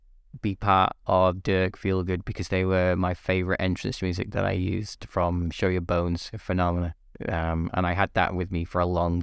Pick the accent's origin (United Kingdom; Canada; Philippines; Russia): United Kingdom; North West England; So my wife's from London, I'm from the Northwest.